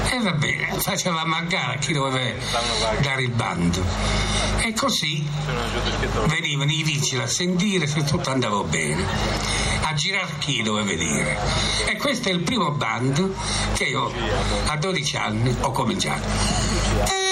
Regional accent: Apricena, Apulia, Italy; Sono nato nel 1925 ad Aprecena.

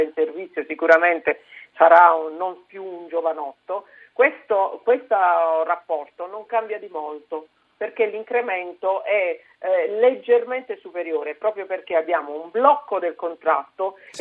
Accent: Apulia, Italy; io vengo dalla Puglia, sono una pugliese

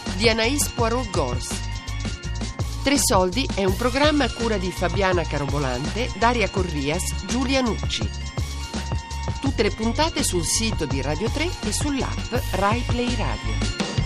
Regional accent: Egypt; Italian is a second language; now in Italy; in Egitto come una donna o una ragazza avevo paura che uscire di sera

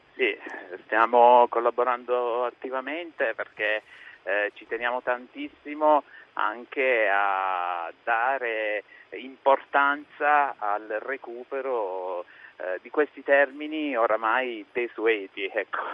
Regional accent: Italy; essere nato e di, essere, eh, di essermi formato in provincia perché se io fossi nato a Milano non avrei avuto questa formazione

